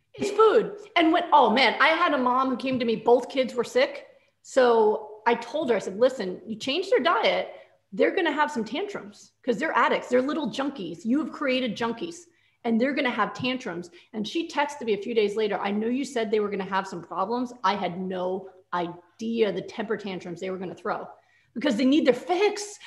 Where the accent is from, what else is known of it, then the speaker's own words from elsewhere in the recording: New York, United States; I'm from New York